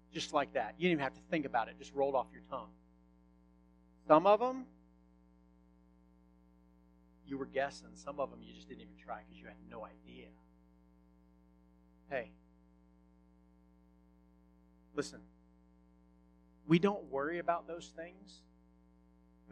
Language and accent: English; United States